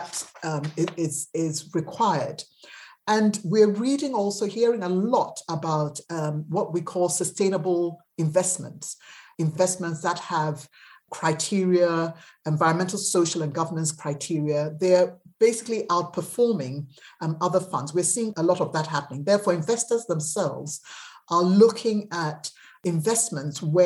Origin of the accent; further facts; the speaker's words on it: Ghana; Ghana, which was my home country